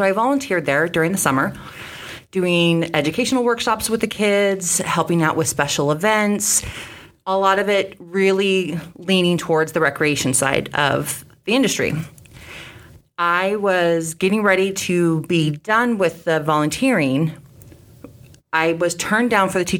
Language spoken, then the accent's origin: English; Sacramento, California, United States; moved away as an adult; also born or lived in Phoenix, Arizona; now in Davenport, United States; I started volunteering at youth agencies around Sacramento, California, which is my hometown.